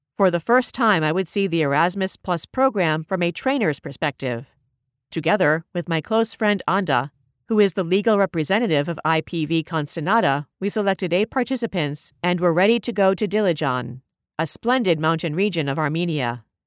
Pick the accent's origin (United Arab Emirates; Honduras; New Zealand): United Arab Emirates; Abu Dhabi; also born or lived in Dubai; growing up in Abu Dhabi